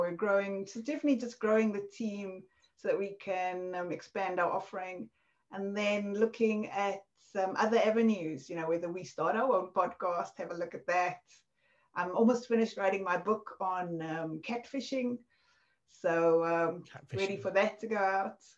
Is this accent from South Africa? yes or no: yes; South Africa; accent: South African; moved away; This was in South Africa, obviously, from my accent